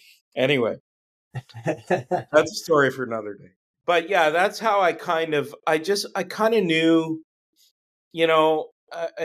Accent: Ottawa, Ontario, Canada; also born or lived in Montreal / North Bay; I grew up in Ottawa.

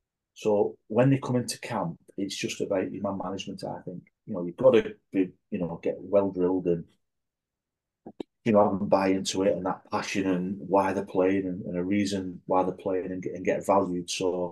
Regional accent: England, United Kingdom; Even though I wasn't Scottish myself, I'm a proud Englishman and I know my heritage.

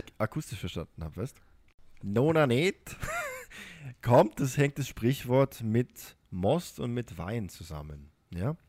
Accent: Baden-Württemberg, Germany; accent: Baden-Württembergisch; Ich komme nicht aus dem Rheinland, aber auch in Baden-Württemberg ist das der Fall.

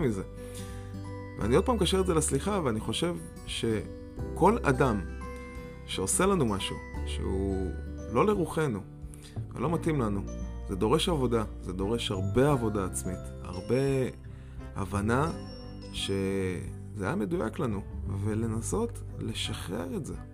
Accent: Israel; moved away; בתור ישראלי שאין הרבה שלג מאיפה שאני בא

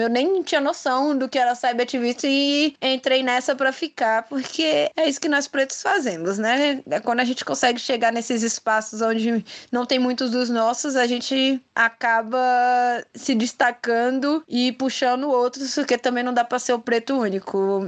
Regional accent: Brasília, Federal District, Brazil; sou de Brasília, né? Nasci e criada aqui

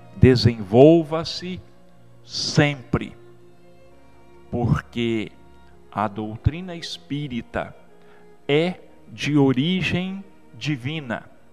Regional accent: Brazil; nós somos mais ou menos 30 milhões de brasileiros

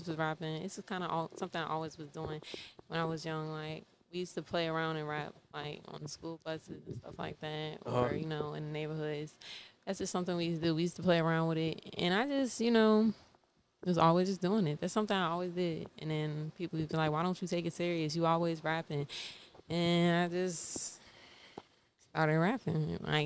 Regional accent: Richmond, Virginia, United States; moved away as an adult; also born or lived in New Jersey; now in Atlanta, United States; I was raised down here since I was like one

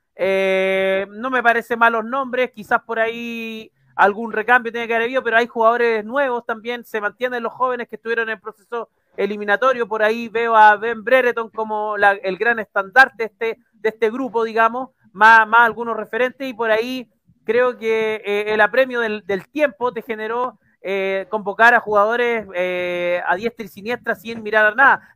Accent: Chile; como buen chileno

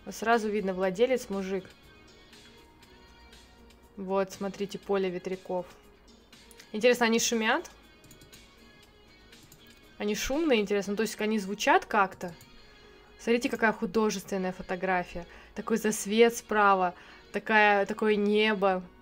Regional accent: Ukraine; Я ж с Украины, хоть мосты посмотрю.

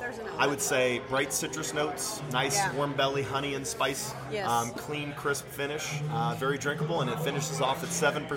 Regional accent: Dallas, Texas, United States; also born or lived in Austin, Texas / Houston, Texas; I grew up in North Dallas, went to school in Austin

